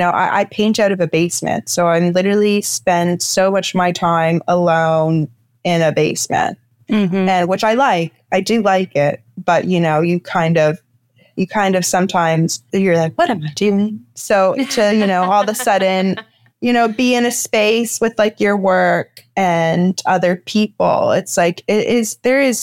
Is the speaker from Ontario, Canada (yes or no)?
yes; Toronto, Ontario, Canada; I grew up in the Junction, and now I live more downtown